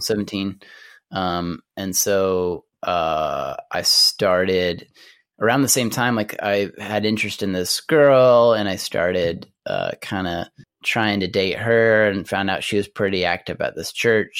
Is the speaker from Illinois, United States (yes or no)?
no; Amarillo, Texas, United States; I grew up in Amarillo, Texas, which is in the Texas Panhandle.